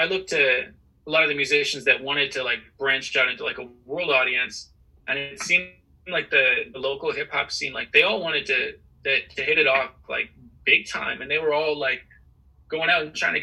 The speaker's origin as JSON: {"language": "English", "town": "Kitchener", "region": "Ontario", "country": "Canada", "tie": "born or raised there", "said": "when I grew up in Kitchener, I mean, Kitchener is like a very interesting place."}